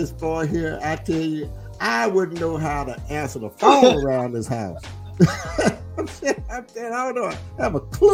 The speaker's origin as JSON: {"language": "English", "country": "United States", "tie": "born or raised there", "said": "I grew up in the South End. I mean, nobody knows that, but I was born in the South End on 705 Shawana"}